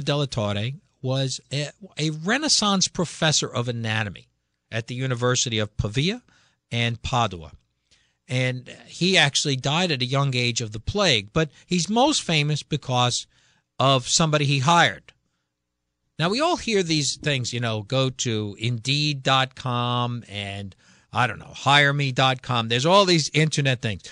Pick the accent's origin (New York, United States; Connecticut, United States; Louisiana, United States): Connecticut, United States; we're from Connecticut